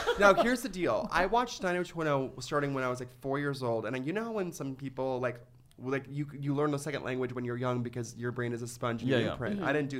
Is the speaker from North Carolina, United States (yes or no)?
no; Ventura, California, United States; I grew up in Ventura